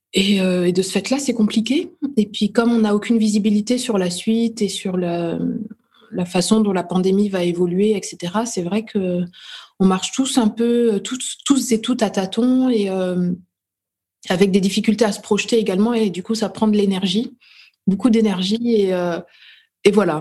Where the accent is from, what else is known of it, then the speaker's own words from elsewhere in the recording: Dijon, Bourgogne-Franche-Comté, France; je suis née à Dijon, euh, en Bourgogne, en France.